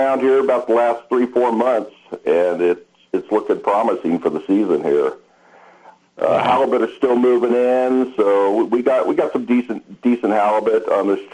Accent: Redondo Beach, California, United States; moved away as an adult; now in Craig, United States; I grew up in Southern Cal, you know that, Redondo Beach, and came up here in the late 80s and loved it and stayed

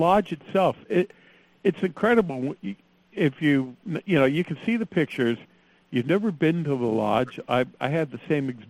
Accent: Los Angeles, California, United States; now in San Diego, United States; I'm born and bred here in Southern California. I grew up in Los Angeles, came down here to San Diego. I'm used to more urban environment.

